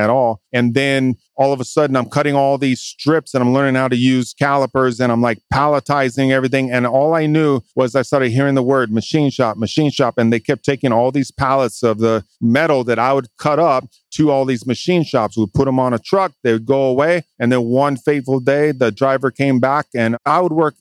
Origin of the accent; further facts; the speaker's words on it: Hawaii, United States; also born or lived in California; now in Texas, United States; I'm from Hawaii.